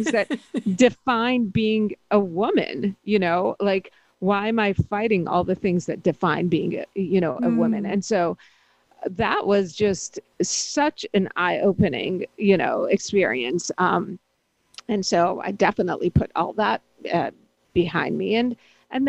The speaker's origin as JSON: {"language": "English", "town": "Pittsburgh", "region": "Pennsylvania", "country": "United States", "tie": "born or raised there", "said": "growing up sort of as an immigrant and always, you know, as a brown-skinned person who grew up in the more, you know, Pittsburgh and in a very white neighborhood"}